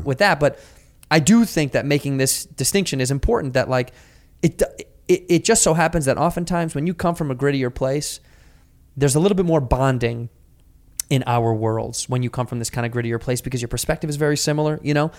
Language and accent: English; Chicago, Illinois, United States